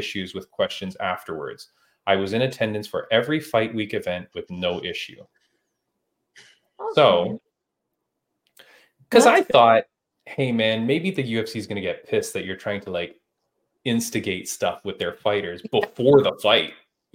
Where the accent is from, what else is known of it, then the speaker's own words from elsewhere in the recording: Toronto, Ontario, Canada; Toronto, which is, you know, my hometown